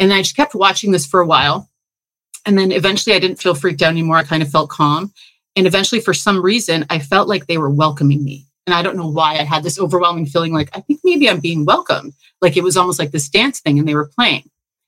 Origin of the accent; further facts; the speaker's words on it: Toronto, Ontario, Canada; now in Belize; I came from Toronto I won't get into all the realizations and the awakenings I had there